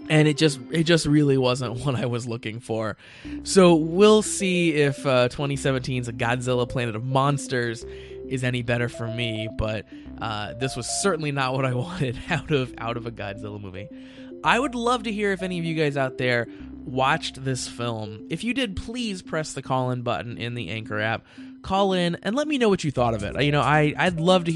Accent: United States; as an American

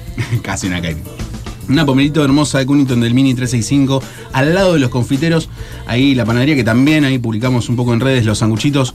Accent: Argentina; a mí como argentino

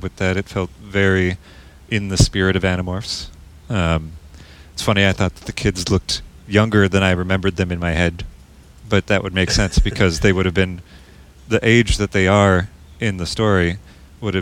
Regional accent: Minnesota, United States; accent: Minnesotan; my Minnesotan accent

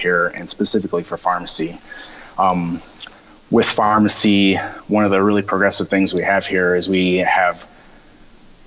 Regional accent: Sioux Falls, South Dakota, United States; moved away as an adult; now in Minneapolis, United States; I'm originally from Sioux Falls, South Dakota, and so this was a big change coming to a big city

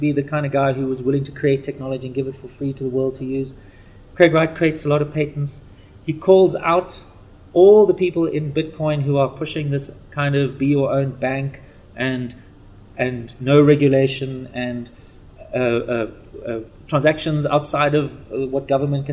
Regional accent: Zimbabwe; also born or lived in South Africa; I was born in Zimbabwe

